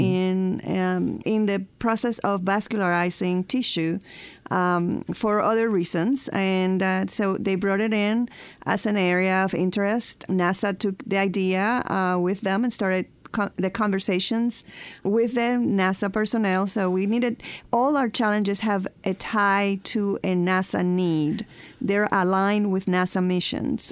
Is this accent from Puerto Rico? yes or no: yes; Puerto Rico; moved away as an adult; also born or lived in Huntsville, Alabama; we moved from uh, Puerto Rico. I'm from Puerto Rico to Huntsville, Alabama